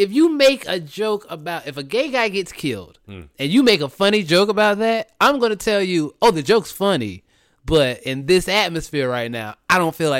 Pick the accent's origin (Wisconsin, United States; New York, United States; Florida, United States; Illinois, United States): Florida, United States; Jacksonville; where we've had Trayvon Martin, we've had Jordan Davis, which was my hometown, Jacksonville, mm-hmm. Florida.